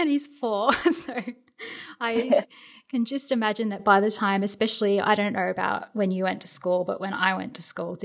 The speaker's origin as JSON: {"language": "English", "region": "Queensland", "country": "Australia", "said": "They'd ask me where I'm from and I'd say Queensland"}